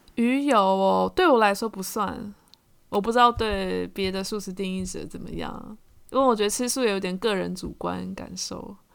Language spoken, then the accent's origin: Chinese; Taiwan; 这就是我们台湾人